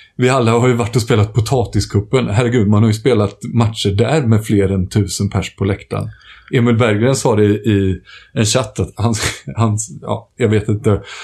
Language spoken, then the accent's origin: Swedish; Småland, Sweden; som smålänning i själ och hjärta